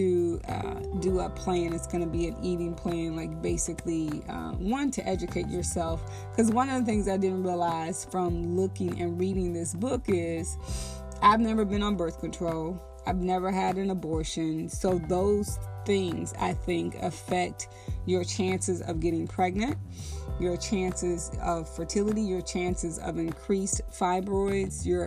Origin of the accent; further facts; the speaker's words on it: Texas, United States; I was raised in the Bible Belt in Texas in church